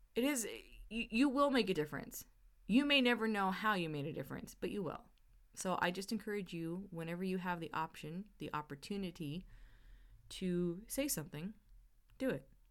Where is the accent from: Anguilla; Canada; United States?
Canada; I'm Canadian, my family's Canadian